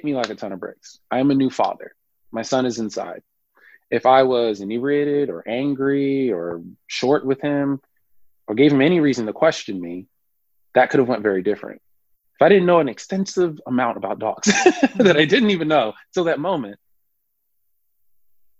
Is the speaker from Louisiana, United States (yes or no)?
no; Irvington, New Jersey, United States; I grew up in Irvington, New Jersey